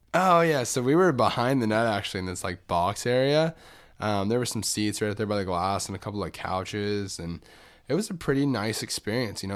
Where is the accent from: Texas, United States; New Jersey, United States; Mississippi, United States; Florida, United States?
Florida, United States; Orlando; growing up in Orlando